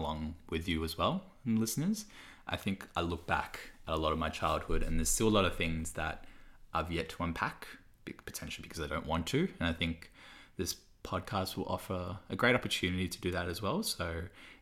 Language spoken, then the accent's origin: English; Melbourne, Victoria, Australia; first language Cantonese; English is a second language; also born or lived in China; I grew up in Doncaster